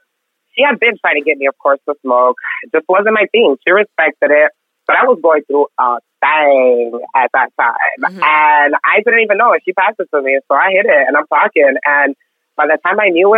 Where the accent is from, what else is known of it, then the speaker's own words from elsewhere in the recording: Mexico; now in Houston, United States; I grew up in Mexico, like right on border town.